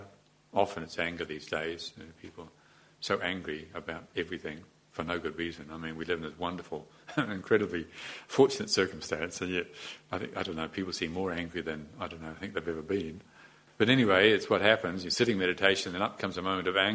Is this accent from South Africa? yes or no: no; New Zealand; as a New Zealander